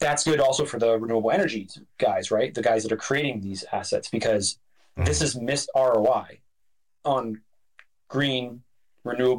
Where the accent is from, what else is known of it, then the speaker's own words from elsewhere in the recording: Oregon, United States; my home state of Oregon